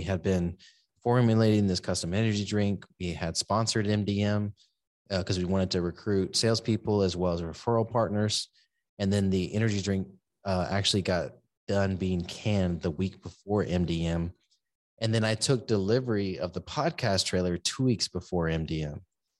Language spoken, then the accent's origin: English; San Antonio, Texas, United States; also born or lived in Seguin / Corpus Christi; So I was born in Seguin, Texas. I grew up in San Antonio and then all over the place, you know, military stepdad. And but I ended up in Corpus Christi for 15 years